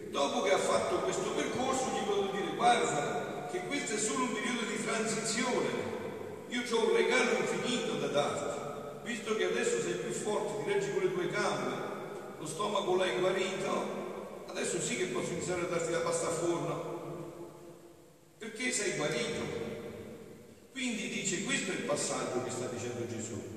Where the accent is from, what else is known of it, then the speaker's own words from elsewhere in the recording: Southern Italy, Italy; è molto usata nel mio paese, dal volere cadde malato. si ammalò, espressione classicamente dialettale, meridionale